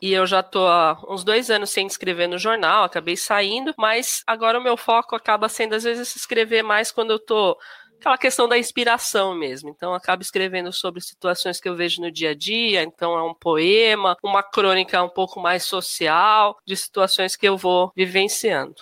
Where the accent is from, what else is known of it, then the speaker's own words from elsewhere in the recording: Suzano, São Paulo, Brazil; moro aqui em Suzano há mais de 40 anos, então praticamente é a minha cidade natal